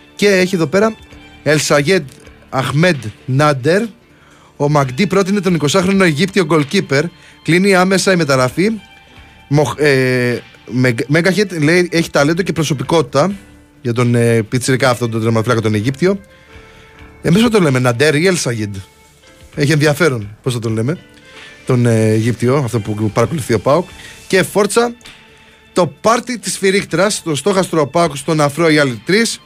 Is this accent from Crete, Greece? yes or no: yes; Crete, Greece; δεν είμαι από την Πελοπόννησο, είμαι κριτικό